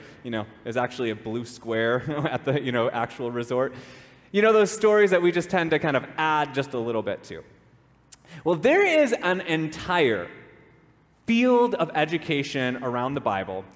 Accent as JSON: {"language": "English", "region": "Minnesota", "country": "United States", "tie": "born or raised there", "said": "I grew up in Minnesota, and growing up in Minnesota, one of the things that you do is you spend time on the lake"}